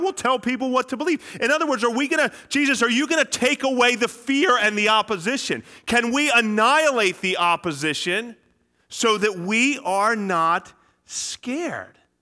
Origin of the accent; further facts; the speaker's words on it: Philadelphia, Pennsylvania, United States; I'm from the Philadelphia area